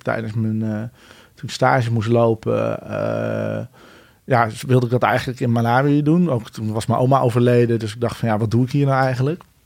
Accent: Utrecht, Netherlands; also born or lived in Bennekom / Ede; ik ben uiteindelijk voornamelijk in Utrecht opgegroeid in die tijd.

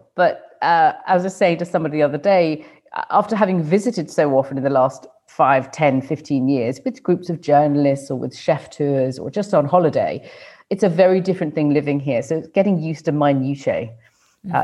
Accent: Thailand; also born or lived in United Kingdom / United States; I do live here now. I was born and brought up in Thailand. My father moved here in 1961 to sell Ford tractors, ostensibly for a year or two, and then just ended up staying 30 years.

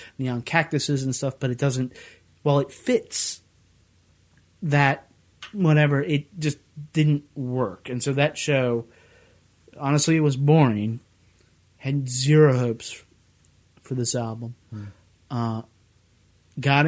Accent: Bedford, Virginia, United States; moved away; I grew up in the South. My parents owned a furniture company, and we were in Bedford, Virginia

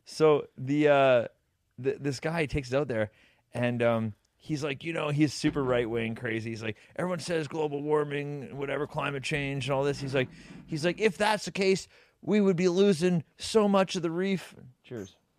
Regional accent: Canada; We're from Canada

